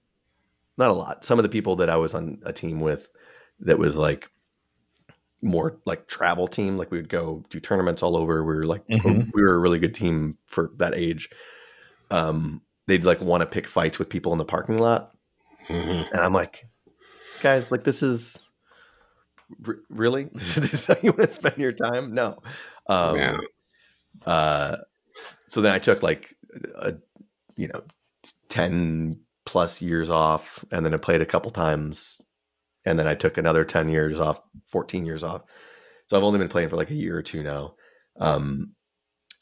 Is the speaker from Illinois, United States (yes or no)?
yes; Chicago, Illinois, United States; I'm from Chicago